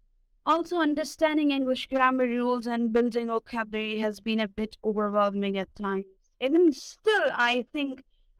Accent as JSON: {"language": "English", "country": "Pakistan", "second_language": "English", "said": "I'm from Pakistan."}